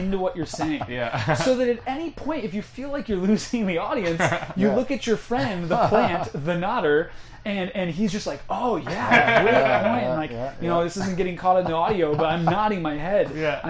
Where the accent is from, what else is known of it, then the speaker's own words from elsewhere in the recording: Chicago, Illinois, United States; moved away as an adult; now in West Coast, United States; I'm from Chicago, and I moved to the West Coast